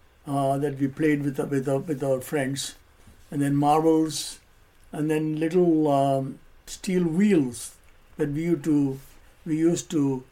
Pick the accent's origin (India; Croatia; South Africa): India; Mumbai, Maharashtra; I joined in fourth grade in Mumbai and finished my high school